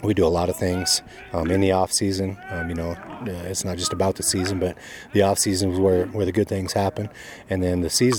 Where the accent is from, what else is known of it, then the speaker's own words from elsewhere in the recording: South Dakota, United States; moved away; I grew up in South Dakota